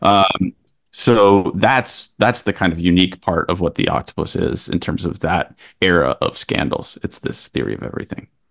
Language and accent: English; Kentucky, United States; now in New York, United States; Christian and I grew up in Kentucky together